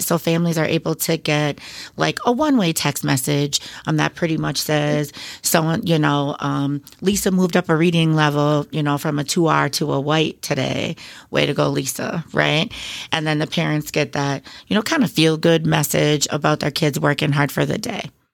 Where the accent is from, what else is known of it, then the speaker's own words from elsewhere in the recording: Beloit, Wisconsin, United States; also born or lived in Oshkosh, Wisconsin; I come from kind of a couple large families in the Beloit and South Beloit area